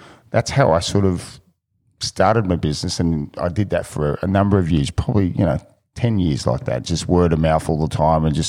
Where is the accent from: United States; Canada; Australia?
Australia; Picton, New South Wales; now in Sydney, Australia; I grew up out of Picton, country boy, not 100% country.